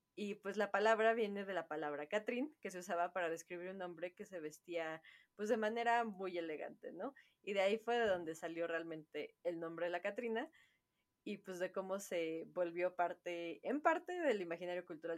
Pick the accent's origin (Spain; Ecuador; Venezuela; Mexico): Mexico